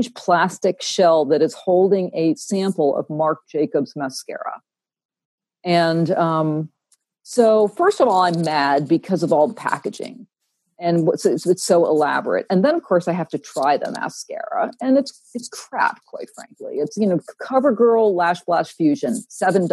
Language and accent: English; Vermont, United States; I'm from Vermont